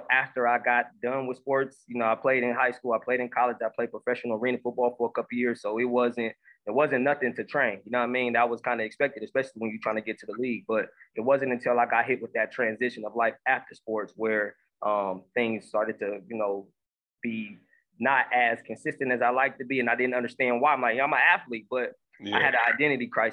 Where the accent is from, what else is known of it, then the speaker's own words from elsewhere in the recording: Omaha, Nebraska, United States; now in Houston, United States; I'm from Omaha, Nebraska. Currently, I'm residing in Houston, Texas